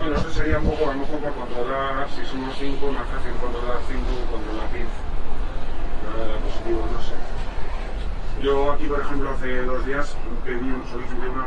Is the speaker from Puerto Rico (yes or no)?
no; Madrid, Community of Madrid, Spain; Como madrileña, ¿no?